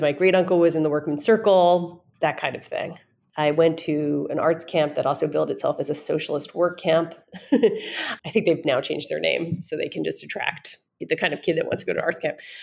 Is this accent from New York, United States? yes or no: yes; New York City, New York, United States; I grew up in New York in when I was growing up it was the East Village, but now it's like Greenwich Village. I grew up there.